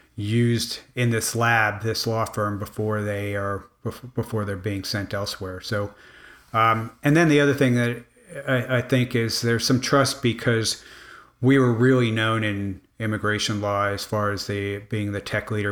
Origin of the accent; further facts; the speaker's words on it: Miami, Florida, United States; I grew up in Miami